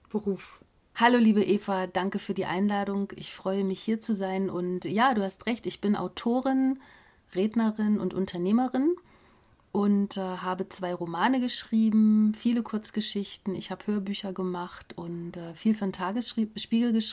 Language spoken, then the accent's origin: German; East Germany, Germany; moved away; also born or lived in Munich; Und dann sind wir zunächst in Baden-Württemberg gelandet, das war sehr kurios, weil als Ossi in Schwaben zu landen